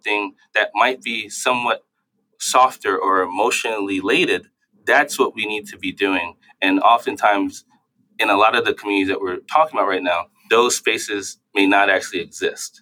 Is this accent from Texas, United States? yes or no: no; New York City, New York, United States; now in Boston, United States; when I grew up in New York City